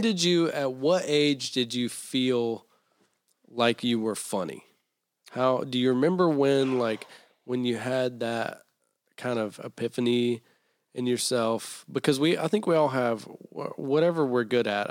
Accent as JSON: {"language": "English", "town": "Taylorsville", "region": "North Carolina", "country": "United States", "tie": "born or raised there", "said": "I'm from Taylorsville, North Carolina."}